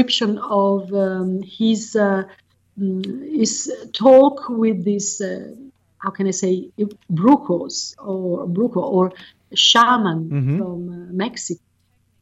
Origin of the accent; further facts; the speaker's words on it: Florence, Tuscany, Italy; moved away as an adult; now in Damanhur, Italy; I was born in Florence